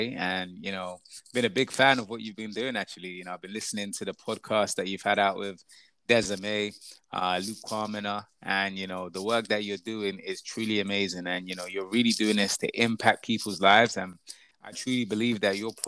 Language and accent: English; Croydon, London, United Kingdom; I grew up in Croydon. I was actually born in my house.